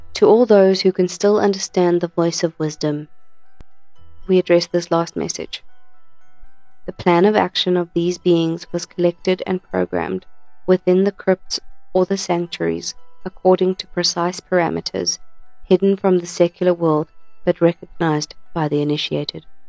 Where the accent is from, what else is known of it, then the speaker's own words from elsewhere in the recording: Krugersdorp, Gauteng, South Africa; I'm from Krugersdorp